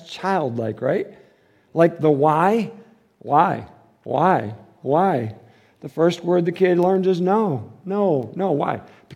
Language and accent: English; Detroit, Michigan, United States; I'm from Detroit